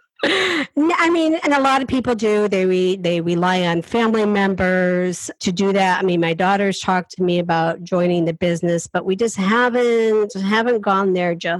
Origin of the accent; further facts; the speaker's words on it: Appalachian Mountains, United States; I come from the Appalachian Mountains. I'm a hillbilly.